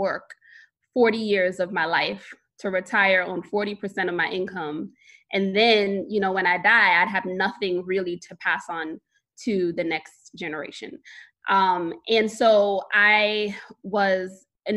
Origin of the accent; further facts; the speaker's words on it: New York City, New York, United States; I am born and raised in Brooklyn, New York.